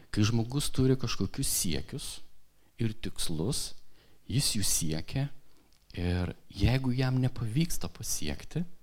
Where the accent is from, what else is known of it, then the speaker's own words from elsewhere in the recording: Kupiškis, Panevėžys County, Lithuania; aš augau mažame miestelėje, Kupiškyje, ir ten buvo miestelis su didelė bažnyčia.